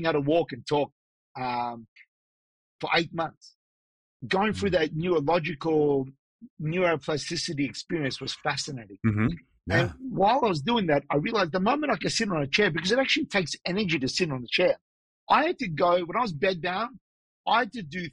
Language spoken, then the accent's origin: English; Australia; also born or lived in Los Angeles, United States / Sydney, Australia; I'm born and raised in Australia